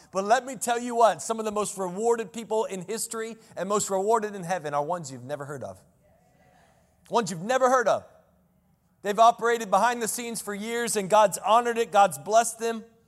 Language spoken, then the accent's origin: English; Selma, North Carolina, United States; I grew up in the cut, I grew up in Selma, North Carolina.